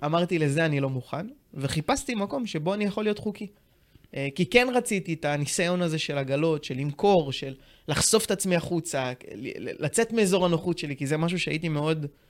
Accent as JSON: {"language": "Hebrew", "town": "Tiberias", "region": "Northern District", "country": "Israel", "moved": "yes", "lives_now": "Ramat Gan, Israel", "said": "אני במקור מטבריה, גר היום ברמת גן עם אשתי דנה היקרה"}